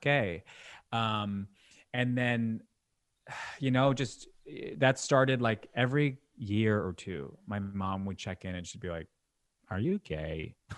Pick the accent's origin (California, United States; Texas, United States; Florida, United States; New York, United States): New York, United States; Long Island; also born or lived in Brooklyn, New York; me being born in Brooklyn, but then when I was six, I moved to Long Island